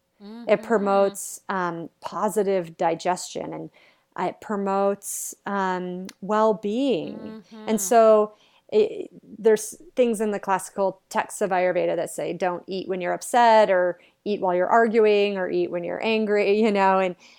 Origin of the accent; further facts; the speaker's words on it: New England, United States; I'm like this girl from New England, like growing up in a very regular American household